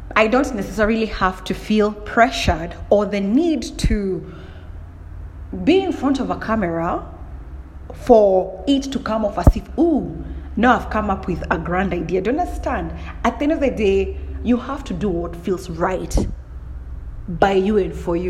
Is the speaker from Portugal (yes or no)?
no; Kenya; I'm from Kenya.